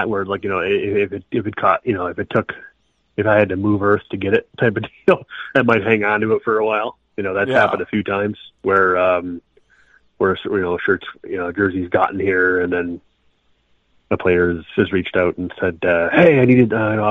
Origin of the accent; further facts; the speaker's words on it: Rochester, New York, United States; I was raised in Rochester. I live a little further south now